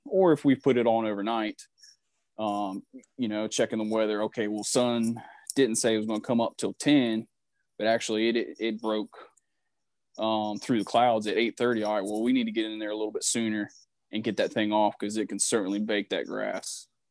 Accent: Vanceboro, North Carolina, United States; moved away as an adult; now in Birmingham, United States; I'm from Vanceboro, North Carolina

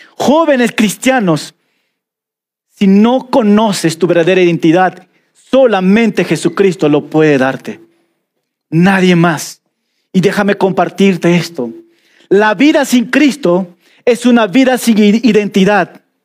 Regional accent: Peruvian Amazon, Peru; accent: selva (jungle) accent; now in Cusco, Peru; Yo soy de la selva y se nota mi dejo

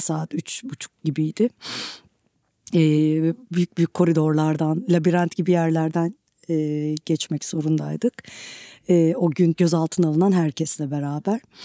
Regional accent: Turkey; Politik çalkantıların çok yoğun olduğu bir coğrafyada e, doğup büyüdüm ve e, benim gibi bir, e, Türkiye topraklarında e, savaşın çok yoğun olduğu bir yerde

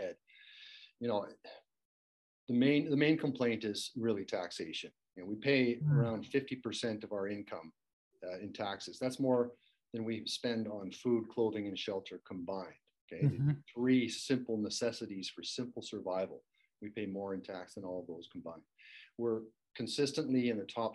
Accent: Canada; we Canadians

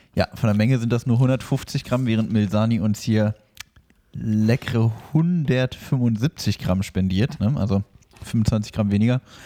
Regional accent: north of the Aldi equator, Northern Germany, Germany; now in southern Germany; in meine alte Heimat, nämlich über den Aldi-Äquator

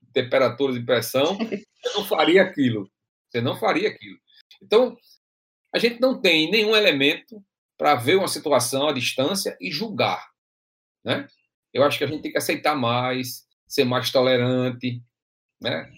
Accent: Açu, Rio Grande do Norte, Brazil; moved away; eu venho do interior, lá do Açu, a terra que eu nasci lá em, em Açu

